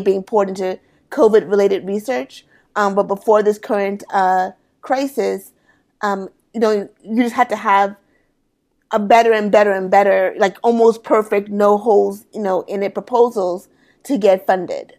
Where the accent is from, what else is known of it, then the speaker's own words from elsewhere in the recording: United States; I am first generation American Sierra Leonean. So my mm. parents are born and raised in Sierra Leone. I was born and raised here in the States.